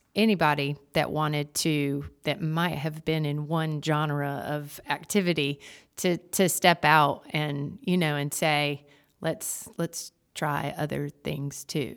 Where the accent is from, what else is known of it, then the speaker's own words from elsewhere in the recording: Jamestown, North Carolina, United States; now in Wilmington, United States; I grew up in Jamestown, North Carolina, and came to U N C